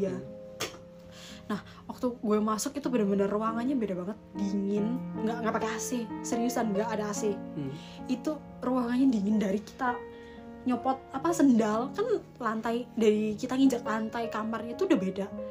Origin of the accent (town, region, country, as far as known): Malang, East Java, Indonesia